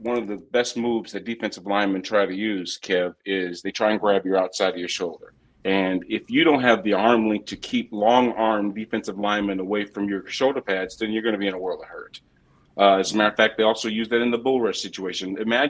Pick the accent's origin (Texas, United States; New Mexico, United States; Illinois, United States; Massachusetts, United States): Illinois, United States; Moline; also born or lived in Champaign, Illinois; I'm from Moline, and I also went to school in Illinois. Champaign.